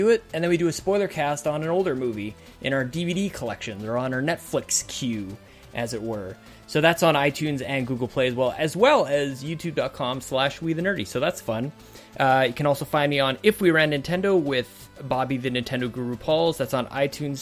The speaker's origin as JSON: {"language": "English", "country": "Canada", "said": "I'm Canadian."}